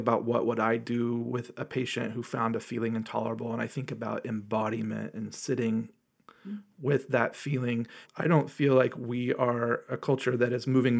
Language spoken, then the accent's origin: English; Southeast, United States; I'm from the Southeast. My dad is WASP. My mom is a Jew.